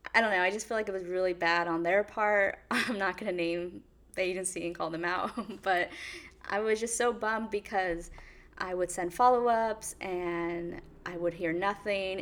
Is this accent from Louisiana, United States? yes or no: no; California, United States; moved away as an adult; now in New York City, United States; I am born and raised in California, and I just took the leap and moved to New York City